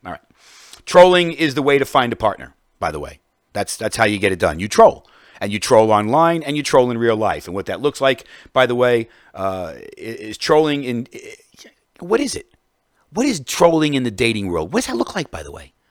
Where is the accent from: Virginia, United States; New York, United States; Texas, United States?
New York, United States; as a New Yorker